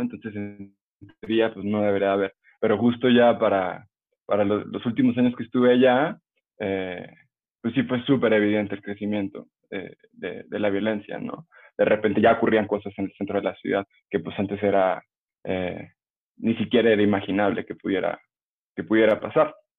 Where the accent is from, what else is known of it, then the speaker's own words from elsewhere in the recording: Aguascalientes, Mexico; moved away as an adult; also born or lived in Guanajuato; now in Mexico City, Mexico; soy de Aguascalientes, pero a los 18 años me fui a vivir a Guanajuato, a estudiar allá